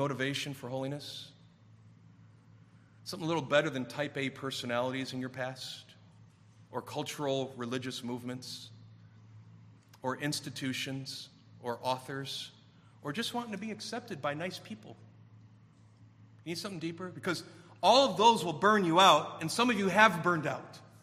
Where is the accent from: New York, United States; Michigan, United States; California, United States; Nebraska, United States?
Michigan, United States; Warren; when I grew up in Warren back in the 70s